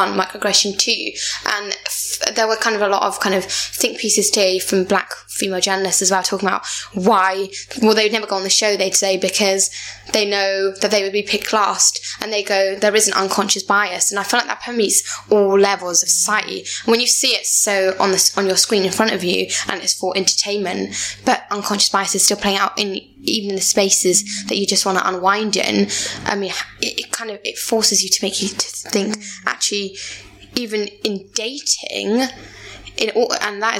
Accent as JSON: {"language": "English", "region": "England", "country": "United Kingdom", "said": "when I don't open my mouth, they think I'm not even from England"}